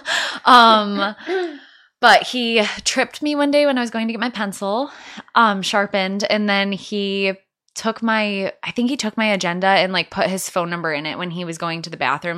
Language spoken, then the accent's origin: English; Escanaba, Michigan, United States; moved away; I'm from Escanaba